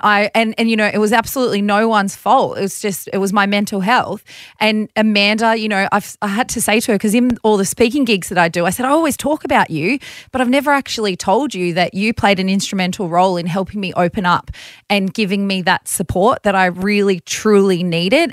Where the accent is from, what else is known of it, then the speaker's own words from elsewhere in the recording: Bathurst, New South Wales, Australia; growing up in Bathurst, my parents both had their own businesses